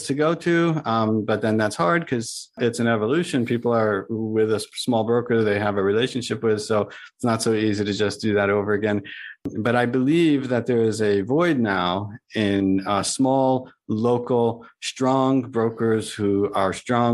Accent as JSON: {"language": "English", "region": "New York", "country": "United States", "moved": "as an adult", "lives_now": "Boca Raton, United States", "said": "I was from New York"}